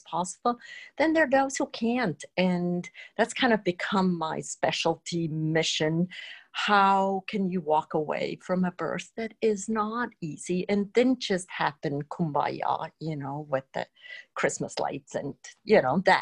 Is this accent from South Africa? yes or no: no; Switzerland; moved away; I grew up in Switzerland